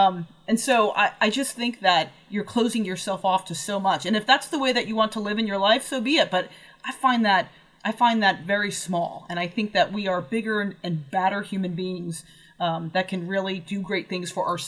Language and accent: English; West Coast, United States; I'm from the West Coast, where there's either a little bit of sagebrush and tumbleweeds or a lot of sagebrush and tumbleweeds. It's all desert all the time.